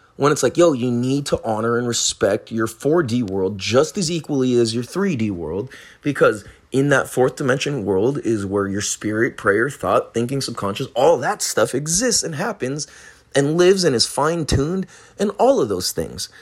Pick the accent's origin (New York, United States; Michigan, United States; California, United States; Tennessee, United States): California, United States; I'm from California